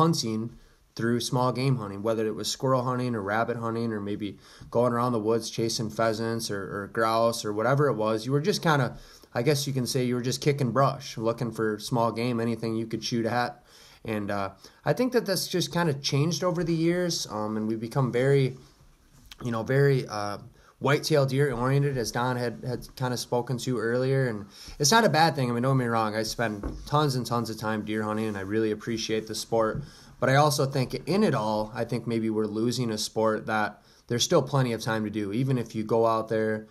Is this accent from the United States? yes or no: yes; Holland, Michigan, United States; I was born in Southwest Michigan, Holland, Michigan area